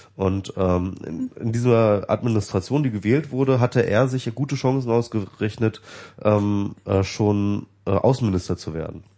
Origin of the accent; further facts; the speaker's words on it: Germany; weil ich jetzt deutsch bin